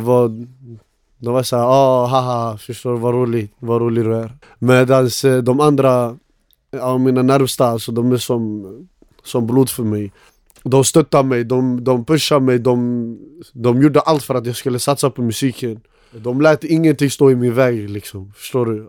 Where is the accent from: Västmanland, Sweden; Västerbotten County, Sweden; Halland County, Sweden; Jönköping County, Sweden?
Västmanland, Sweden; Västerås; jag är uppväxt i Råby